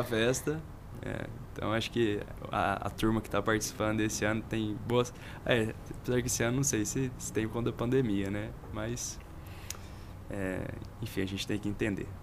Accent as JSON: {"language": "Portuguese", "town": "Goiânia", "region": "Goiás", "country": "Brazil", "tie": "born or raised there", "also_born_or_lived": "Catalão", "said": "depois voltei a Goiânia, que é a cidade natal mesmo de onde eu, de onde eu sou"}